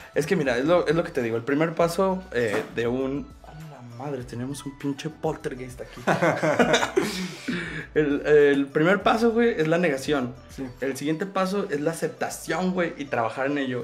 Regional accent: Mexico

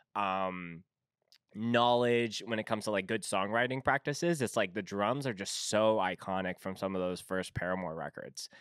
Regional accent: Winnipeg, Manitoba, Canada; I'm from Winnipeg

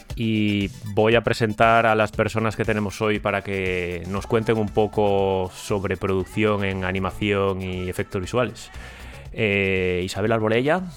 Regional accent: Ponferrada, Castile and León, Spain; now in London, United Kingdom; yo soy de Ponferrada

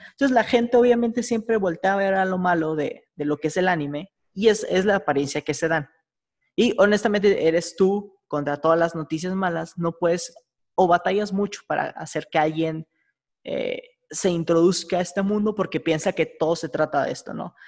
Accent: Mexico

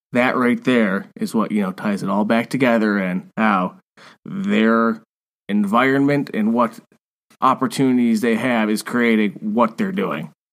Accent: United States; being an American

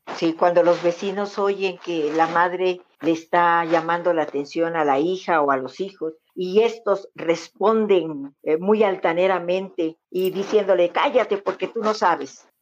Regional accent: Mexico; somos como familias mexicanas

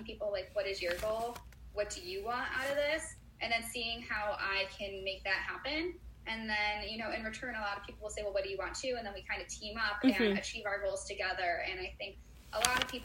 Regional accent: Chicago, Illinois, United States; I'm from Chicago

